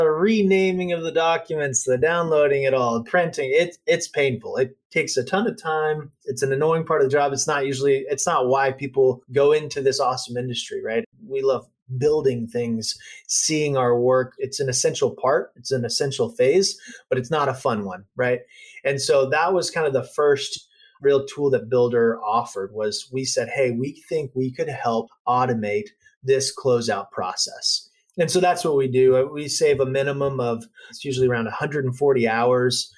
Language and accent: English; Dallas, Texas, United States; now in California, United States; I grew up in Dallas